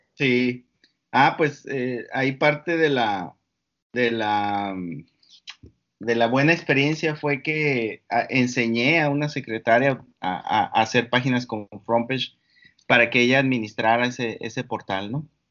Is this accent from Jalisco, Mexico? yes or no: no; Mexicali Valley, Baja California, Mexico; also born or lived in Morelia, Michoacán; now in Mexicali, Mexico; yo soy una persona que creció en lo que le llamamos acá el Valle de Mexicali. Em, nací en Morelia, Michoacán. Eh, cuando tenía tres años, mi familia decide mudarse a esa parte que, que se llama el Valle